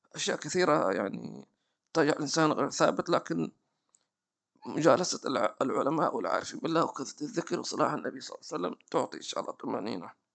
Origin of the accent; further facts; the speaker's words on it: Hadhramaut, Yemen; عندنا في حضرموت